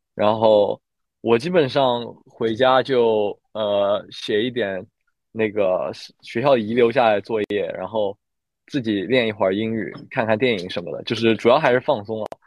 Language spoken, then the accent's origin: Chinese; Shanghai, China; 我是来自上海的